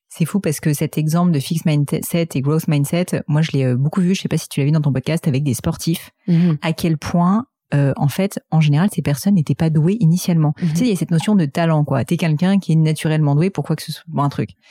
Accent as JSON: {"language": "French", "town": "Paris", "region": "Île-de-France", "country": "France", "tie": "born or raised there", "said": "j'ai grandi à Paris, j'ai toujours"}